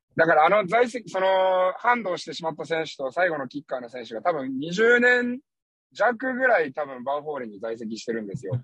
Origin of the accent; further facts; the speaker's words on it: Hachioji, Tokyo, Japan; now in Okayama, Japan; 東京・八王子ビートレインズ。 うん。 私の地元